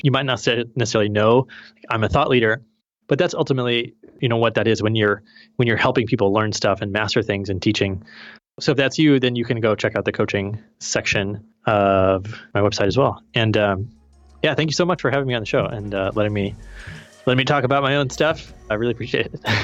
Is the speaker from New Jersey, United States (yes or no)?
no; Missouri, United States; I'm from Missouri, the Show Me State